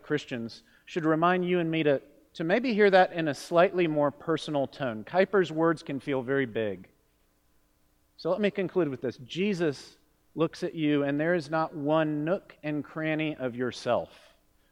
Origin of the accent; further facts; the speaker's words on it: Miami, Florida, United States; moved away; growing up in Miami